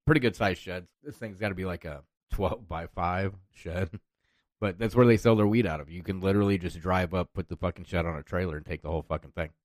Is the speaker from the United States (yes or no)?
yes; Iowa, United States; I'm from Iowa